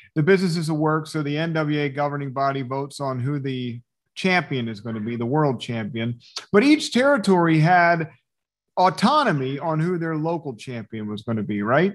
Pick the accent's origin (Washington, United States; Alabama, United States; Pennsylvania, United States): Pennsylvania, United States; Philadelphia; I'm from Philadelphia